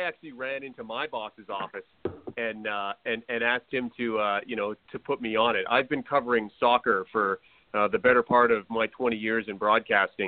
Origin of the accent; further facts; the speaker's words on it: Canada; someone like me from small town Canada